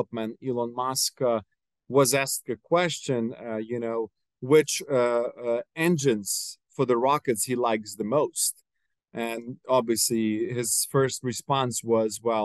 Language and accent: English; Ukraine; moved away; I'm always was proud that I'm Ukrainian, you know, that I was born in Ukraine